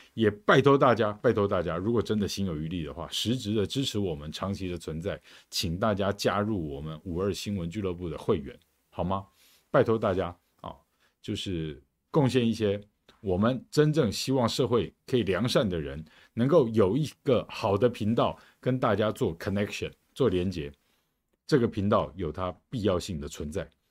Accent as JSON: {"language": "Chinese", "country": "Taiwan", "said": "我们台湾人到底是在过哪些日子"}